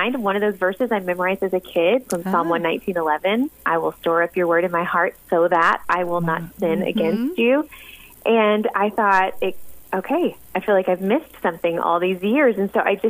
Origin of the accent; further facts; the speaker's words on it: the South, United States; now in Sikeston, Missouri, United States; I grew up in the South in a little Baptist church